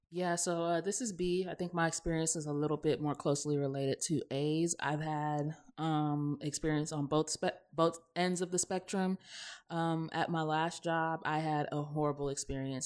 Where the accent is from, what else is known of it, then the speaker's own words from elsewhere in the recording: the South, United States; accent: Southern; we're from the South, so obviously, you know, when we're in our element, we do have, like, a Southern accent